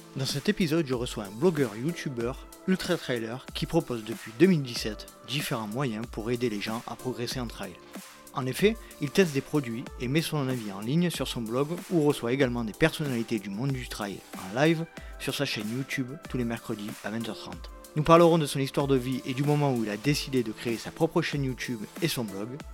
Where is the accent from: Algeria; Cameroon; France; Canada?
France; southern France; also born or lived in Loire-Atlantique (parents); je suis né dans le sud de la France